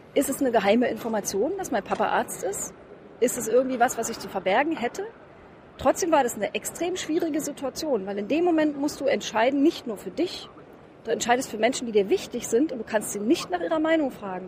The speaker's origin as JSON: {"language": "German", "region": "East Germany", "country": "Germany", "said": "was ich als Ossi gelernt habe, ich habe ja so als Studentin 1989 die Mauer persönlich mit zu Fall gebracht"}